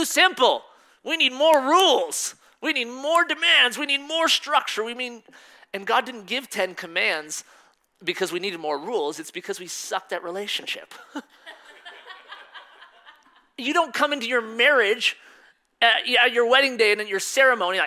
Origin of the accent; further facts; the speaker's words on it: Colorado, United States; also born or lived in Missouri; I was born in Missouri. And right after I was born, we moved to Colorado. So I'm pretty much raised in Colorado my whole life.